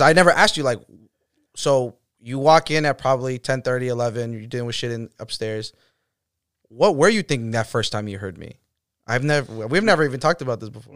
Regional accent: Boston, Massachusetts, United States; I'm from Boston

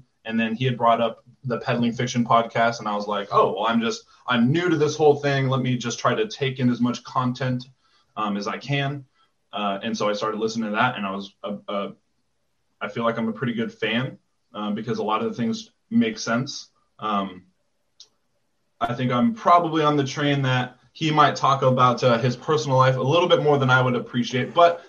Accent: Fort Lewis, Washington, United States; So I grew up in Washington on Fort Lewis, and my dad was in the infantry

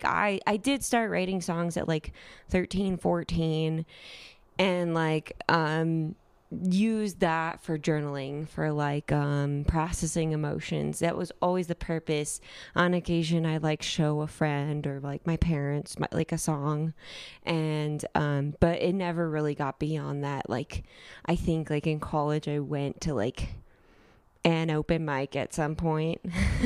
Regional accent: California, United States; moved away as an adult; now in Denver, United States; I moved to Denver. I'm from California. I moved to Denver for my master's

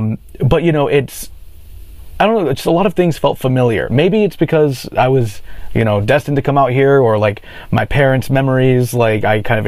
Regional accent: Charlotte, North Carolina, United States; moved away as an adult; also born or lived in Raleigh, North Carolina; now in Los Angeles, United States; I was born in Charlotte, North Carolina, grew up out there, spent, you know, the first 20 something years of my life there, went to school not too far away in Raleigh. And was just kind of a southern boy my whole life, but also my parents are very Iranian.

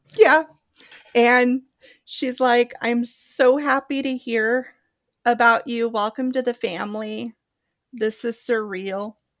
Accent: Oregon, United States; also born or lived in Palm Springs, California; I grew up there for the first about five years and then relocated to Oregon, and I've been living in Oregon, well, since I was five

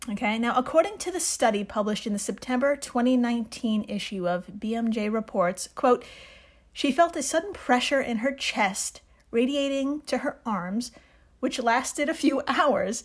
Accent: New York, United States; I'm from New York

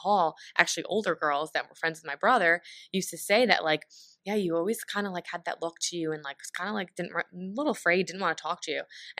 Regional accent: New York, United States; accent: New York; I was from New York and I had like the accent, whatever.

